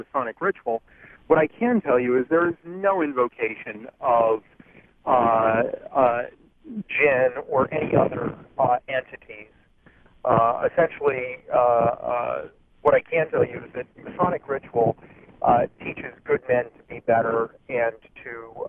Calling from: New Jersey, United States; I'm calling from New Jersey at the moment. I'm sort of in transit, driving across Interstate 80.

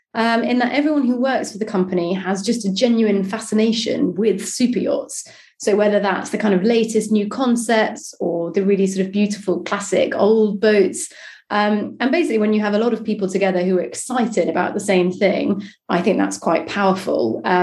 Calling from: London, United Kingdom; I'm in London, where it's not raining for a change.

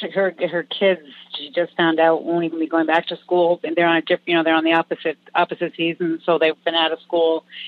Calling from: Massachusetts, United States; I am calling from Massachusetts

